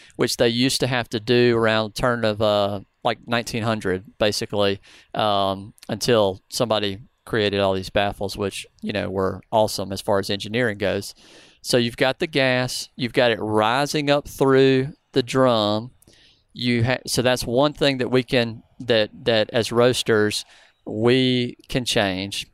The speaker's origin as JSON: {"language": "English", "region": "the South", "country": "United States", "said": "I'm from the South."}